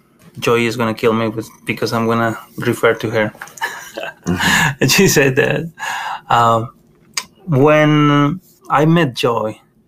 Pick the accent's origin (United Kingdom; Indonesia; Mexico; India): Mexico; Monterrey, Nuevo León; moved away as an adult; now in United States; I grew up in Mexico, as you know, mm-hmm. in Monterrey, Mexico. Mm. I grew up with my grandparents, and my mom was there as well